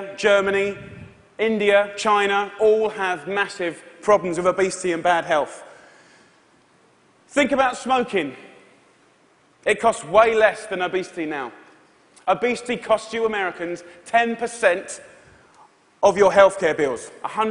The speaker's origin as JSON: {"language": "English", "area": "Essex", "region": "East of England", "country": "United Kingdom", "said": "I'm from Essex in England"}